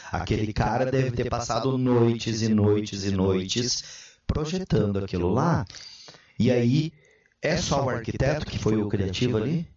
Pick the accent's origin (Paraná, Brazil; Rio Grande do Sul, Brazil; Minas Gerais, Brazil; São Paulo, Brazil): Paraná, Brazil; Cascavel; moved away as an adult; now in Blumenau, Brazil; eu sou natural de Cascavel, Paraná, lá do oeste